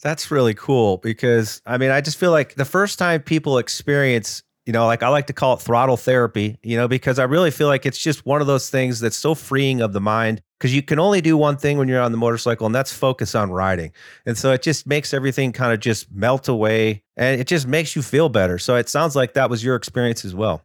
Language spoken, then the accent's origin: English; Ohio, United States; I grew up in Ohio